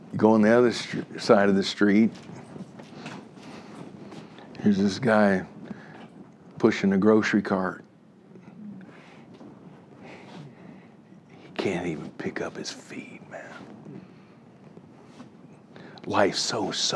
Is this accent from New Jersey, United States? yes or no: no; Miami, Florida, United States; now in Atlanta, United States; I grew up in Miami, Florida. I'm living right now in Atlanta